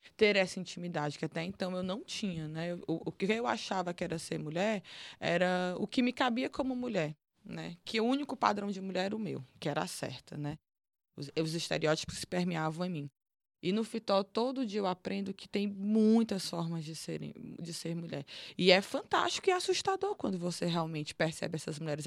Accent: Teresina, Piauí, Brazil; moved away; also born or lived in Fortaleza, Ceará; Mas eu fui criada no Piauí, em Teresina

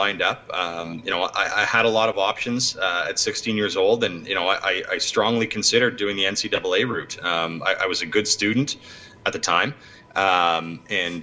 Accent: Ottawa, Ontario, Canada; also born or lived in Toronto; Playing for the Ottawa Senators in my hometown was special.

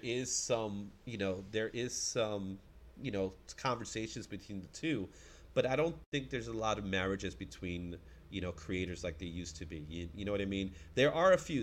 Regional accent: New York City, New York, United States; I'm I'm a Bronx kid, man. I'm a New Yorker

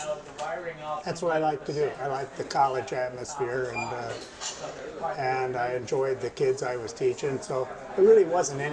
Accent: Denver, Colorado, United States; moved away as an adult; also born or lived in Mount Vernon, Iowa; now in Grinnell, United States; I grew up in Denver, Colorado.

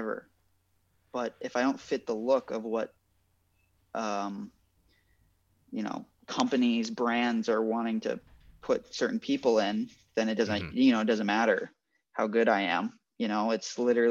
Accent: Midwest, United States; moved away as an adult; also born or lived in Minnesota; now in Los Angeles, United States; I grew up in the Midwest

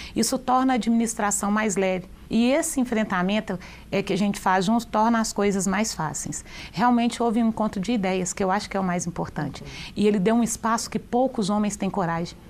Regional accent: Divinópolis, Minas Gerais, Brazil; also born or lived in Brumadinho; Quando eu fui morar em Divinópolis, eu ia fazer sete anos, eu fui morar na região mais pobre

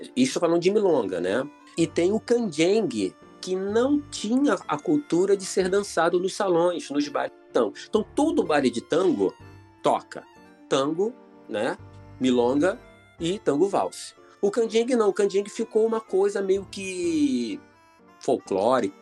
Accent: Irajá, Rio de Janeiro, Brazil; also born or lived in São Cristóvão, Rio de Janeiro; Eu sou lá de Irajá, entendeu? Quer dizer, eu, fui nascido e criado em São Cristóvão até uns 7, 8 anos de idade, depois fui para Irajá

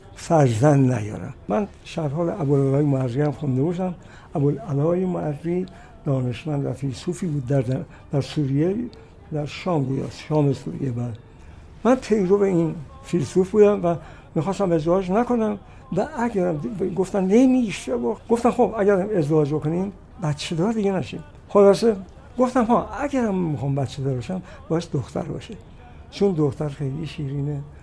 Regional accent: Kashan, Isfahan, Iran; moved away as an adult; also born or lived in Ravand, Kashan; چهار ماهگی ما اومدیم کاشان رو دیگه موندیم تا 20 سالگی تحصیلات ابتدایی متوسط رو در کاشان گذارندم

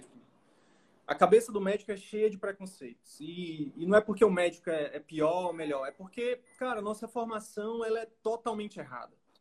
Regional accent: Northeast Region, Brazil; moved away; Eu vim do Nordeste, sou do Nordeste com muito orgulho

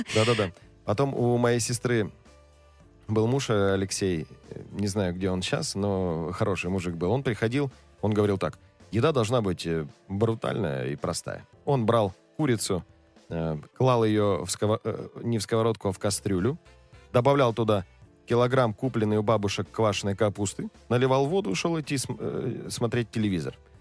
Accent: Krasnoyarsk Krai, Russia; Я просто рос в деревне

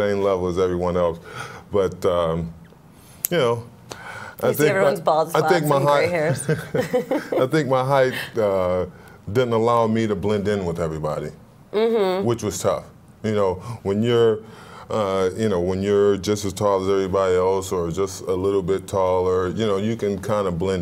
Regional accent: Buffalo, New York, United States; I'm from Buffalo.

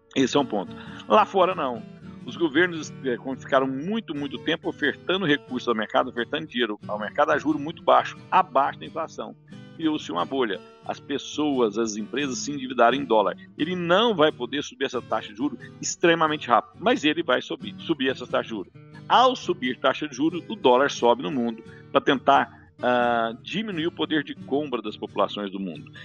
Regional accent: Rio Verde, Goiás, Brazil; eu sou de Rio Verde

